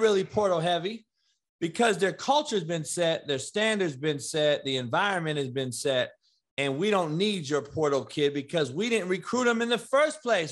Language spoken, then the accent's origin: English; Compton, California, United States; growing up in Compton